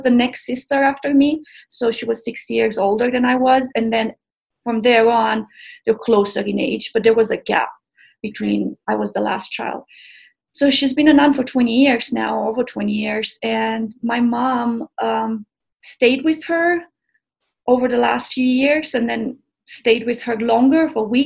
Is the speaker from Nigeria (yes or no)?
no; Romania; also born or lived in Tennessee; now in Boulder, United States; I grew up in Romania